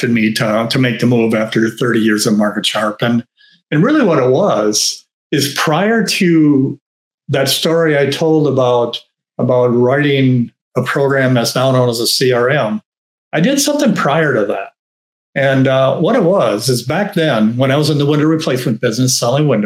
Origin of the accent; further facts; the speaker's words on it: Wisconsin, United States; Paradigm is a company in Madison, Wisconsin, in my home state